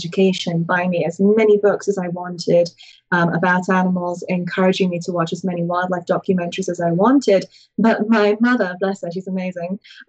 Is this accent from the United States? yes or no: no; England, United Kingdom; I came from England where we have like one show and it's corn snakes and ball pythons.